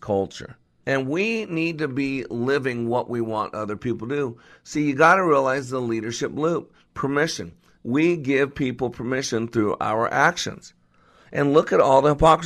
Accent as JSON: {"language": "English", "town": "Henderson", "region": "Nevada", "country": "United States", "tie": "born or raised there", "said": "I grew up in Las Vegas. Actually, grew up in Henderson, and so that's my old stomping ground."}